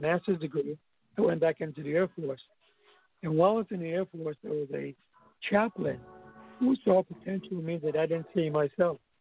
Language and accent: English; U.S. Virgin Islands; moved away; also born or lived in New York; I'm Santonian.